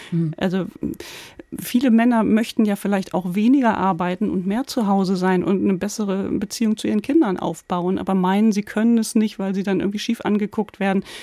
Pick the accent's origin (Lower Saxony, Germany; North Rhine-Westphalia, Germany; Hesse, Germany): Lower Saxony, Germany; Den habe ich in meiner Jugend oft in den Dorfdiskos in Ostfriesland gehört